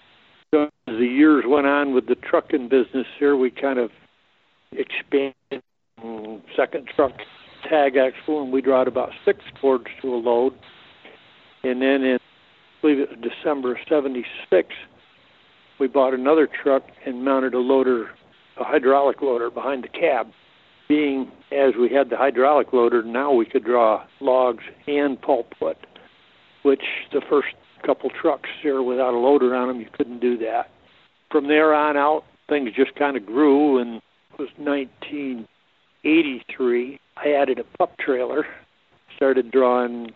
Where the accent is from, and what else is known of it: Thurman, New York, United States; born or raised there; now in Hadley, United States